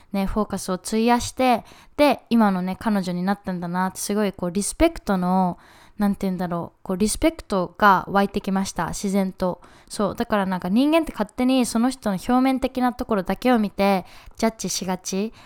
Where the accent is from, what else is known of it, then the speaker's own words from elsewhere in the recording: Japan; moved away as an adult; うちは日本で生まれて日本で育って